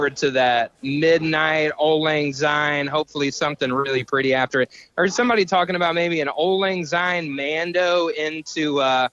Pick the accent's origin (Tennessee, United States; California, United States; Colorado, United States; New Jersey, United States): Colorado, United States; Denver; I'm from Denver, Colorado.